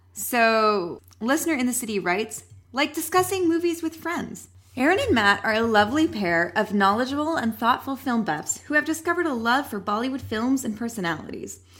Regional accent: Canada; We are Canadian

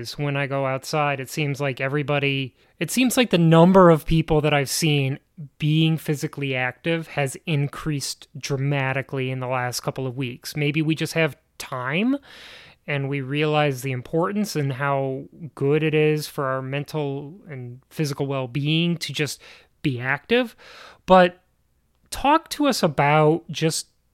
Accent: Chicago, Illinois, United States; moved away; growing up in Chicago and leaving Chicago and coming back now

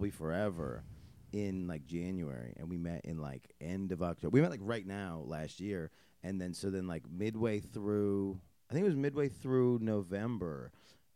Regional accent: central New York, United States; we're central New York

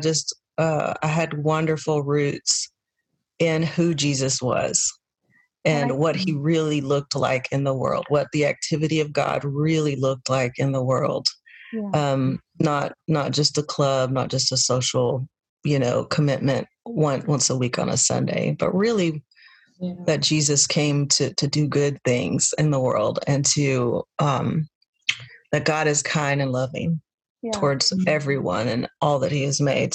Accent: Texas, United States; now in Nashville, United States; I was born and raised in Texas

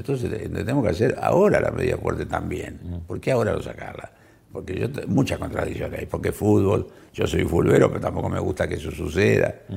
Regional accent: San Nicolás de los Arroyos, Buenos Aires Province, Argentina; en mi pueblo, en San Nicolás, ciudad muy antigua de la Argentina

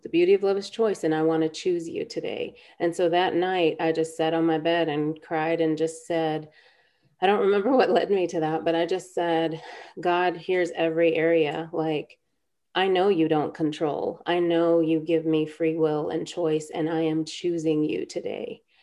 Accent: India; We're both from India. Our parents are both from Kerala, from the South

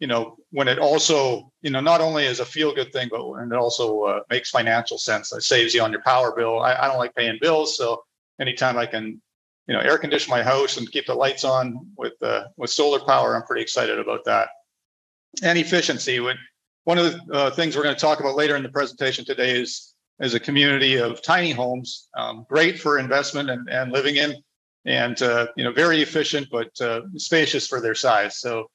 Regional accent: Canada; moved away as an adult; also born or lived in Honduras / Panama; now in Latin America; As Mikkel said, I'm originally from Canada, a Canadian citizen, but I'm a resident of several countries down here in Latin America, and really make my home in a number of the countries here with my wife, Andrea.

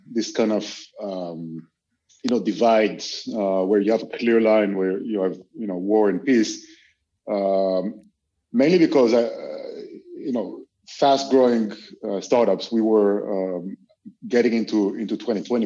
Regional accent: Israel; moved away as an adult; now in Europe; I'm originally from Israel, although I've been living in Europe for the past 15 years.

